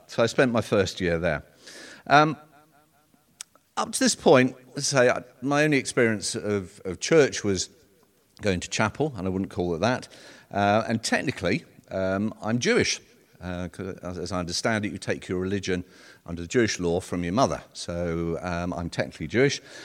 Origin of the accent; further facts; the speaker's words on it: London, United Kingdom; moved away as an adult; I was born in North London, um, and I lived there until I was eighteen.